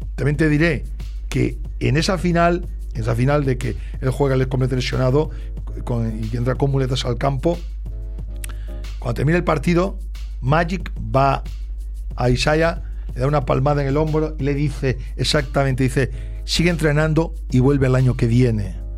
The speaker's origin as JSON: {"language": "Spanish", "town": "Ourense", "region": "Galicia", "country": "Spain", "tie": "born or raised there", "moved": "yes", "lives_now": "Barcelona, Spain", "said": "yo soy natural de Orense"}